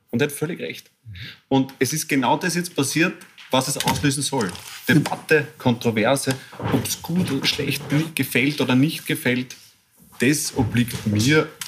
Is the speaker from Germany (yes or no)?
no; Upper Austria, Austria; ich bin ein Oberösterreicher und ich bin ein Kind des Salzkammerguts.